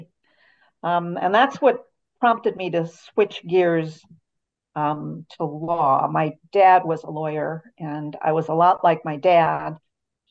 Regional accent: Chicago, Illinois, United States; moved away as an adult; also born or lived in Wisconsin; now in Utah, United States; I was born in Chicago, Illinois, and grew up in the suburbs of Chicago

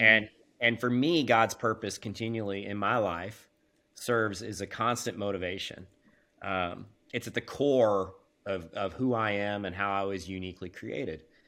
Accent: Kansas, United States; I was born and raised in the Midwest. Uh, I'm a Kansas boy

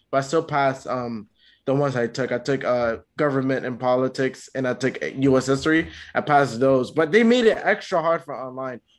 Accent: Canada

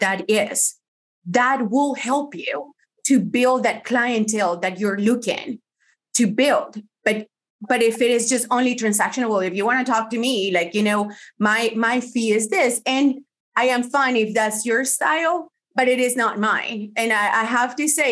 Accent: Colombia; first language Spanish; English is a second language; moved away as an adult; also born or lived in Miami, United States; now in United States; my husband and I, we moved from Colombia to the States, we lived in Miami

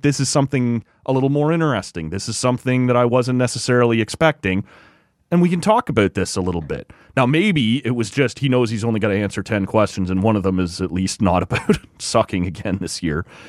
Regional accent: Canada; as a Canadian

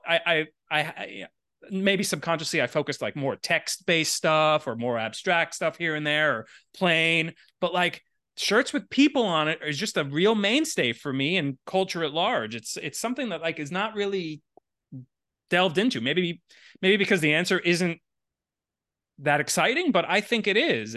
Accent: Miami, Florida, United States; moved away as an adult; also born or lived in Syracuse, New York; I grew up in Miami and, like, straight edge is not a thing there.

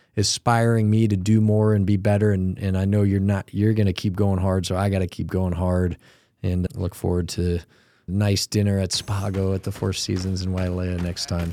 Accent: Cleveland, Ohio, United States; moved away; I grew up in Cleveland

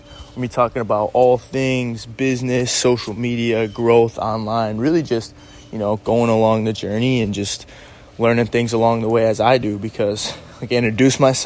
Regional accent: Syracuse, New York, United States; also born or lived in Los Angeles; my hometown, Syracuse, New York

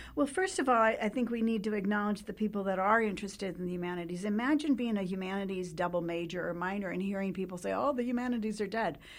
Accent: New Mexico, United States; I, uh, grew up in New Mexico, born and raised in New Mexico

